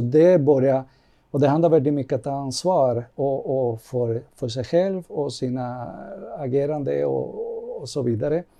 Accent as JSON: {"language": "Swedish", "country": "Cuba", "tie": "born or raised there", "also_born_or_lived": "Kyiv, Ukraine", "moved": "yes", "lives_now": "Sweden", "said": "jag kommer från Kuba och det har jag fått uppleva en helt annan ledarskap och en helt annan kultur och mentalitet"}